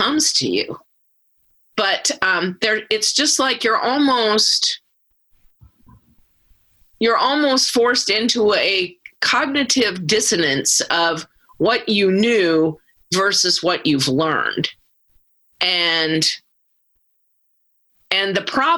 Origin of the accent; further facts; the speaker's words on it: South Dakota, United States; moved away as an adult; now in Nebraska, United States; I grew up in South Dakota and have taught all my life in Nebraska